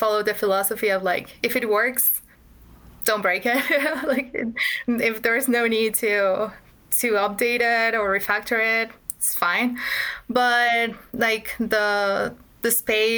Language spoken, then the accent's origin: English; Mexico City, Mexico; I'm from Mexico. I'm from Mexico City, which is definitely not a tech hub